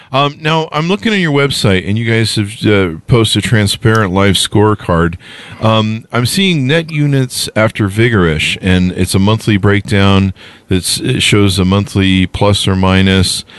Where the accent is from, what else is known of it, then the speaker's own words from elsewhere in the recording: Utah, United States; moved away as an adult; also born or lived in Las Vegas, Nevada; I'm from Utah.